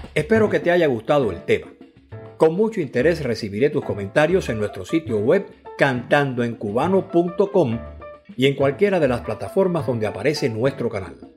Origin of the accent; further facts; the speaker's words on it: Cuba; como decimos en Cuba